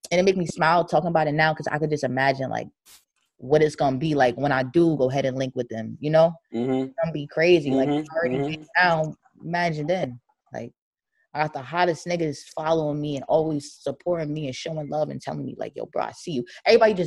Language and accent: English; New Jersey, United States; I'm from Jersey